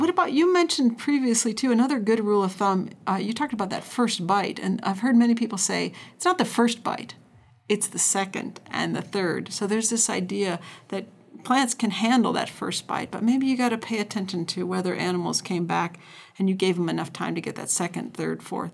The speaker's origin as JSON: {"language": "English", "region": "North Dakota", "country": "United States", "tie": "born or raised there", "said": "I recall growing up in North Dakota"}